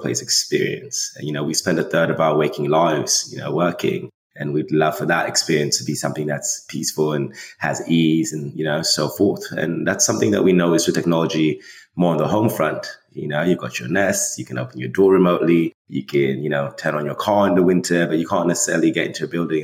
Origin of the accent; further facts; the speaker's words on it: Rome, Lazio, Italy; moved away as an adult; also born or lived in Canada; now in Brooklyn, United States; I was raised in Italy. So I'm from Rome. That's where I was raised. English school, hence the accent, in Italy